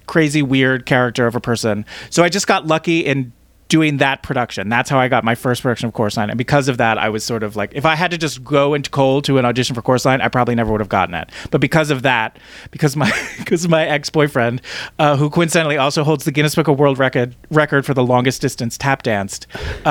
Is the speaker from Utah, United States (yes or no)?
no; New Jersey, United States; I'm from New Jersey